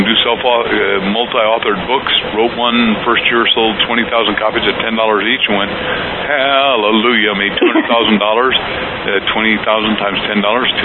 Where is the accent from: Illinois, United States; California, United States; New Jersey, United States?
Illinois, United States; Waukegan; I was born in a little place called Waukegan, Illinois, about 60 miles north of Chicago